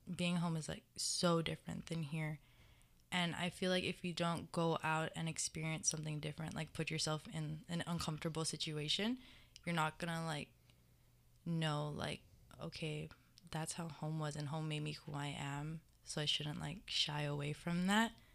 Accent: Mililani, Hawaii, United States; moved away as an adult; I'm from Mililani, Oahu

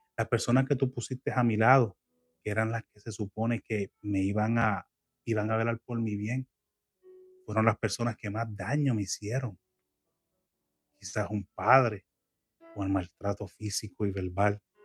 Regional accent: Puerto Rico; now in United States; yo soy puertorriqueño y extraño mucho la comida criolla de Puerto Rico

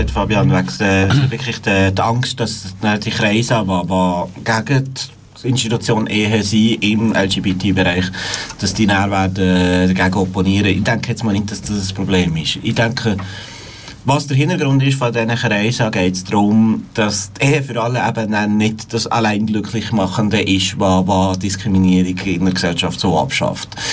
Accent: Valais, Switzerland; moved away; also born or lived in Bern; Ich bin im Wallis aufgewachsen

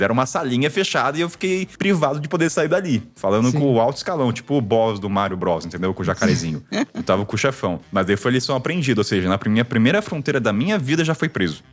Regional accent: Brazil

